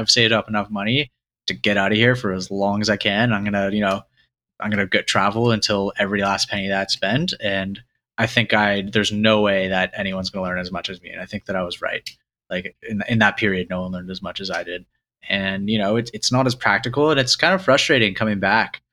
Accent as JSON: {"language": "English", "country": "Canada", "tie": "born or raised there", "said": "I grew up in Canada"}